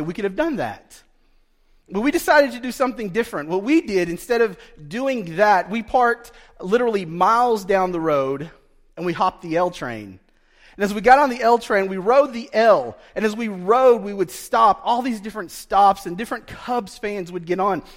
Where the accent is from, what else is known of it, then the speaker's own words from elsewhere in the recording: Broken Bow, Oklahoma, United States; growing up in Broken Bow as a poor Indian kid, a poor Choctaw kid